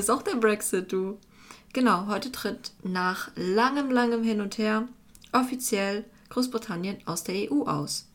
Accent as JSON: {"language": "German", "country": "Germany", "said": "also als Deutscher"}